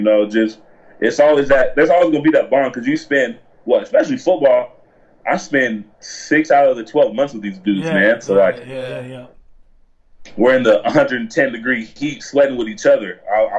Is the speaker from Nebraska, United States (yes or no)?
yes; Nebraska, United States; born there; now in Tucson, United States; No, I was born in Nebraska.